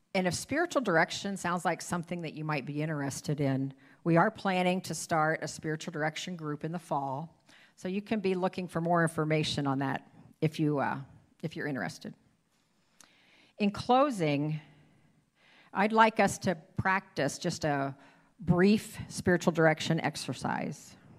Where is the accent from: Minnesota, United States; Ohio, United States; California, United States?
Ohio, United States; moved away as an adult; now in Iowa, United States; I was born and raised in Ohio